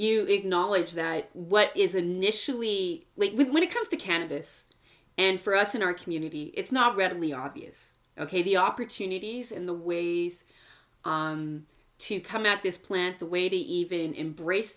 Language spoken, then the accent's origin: English; Montreal, Quebec, Canada; I grew up in Montreal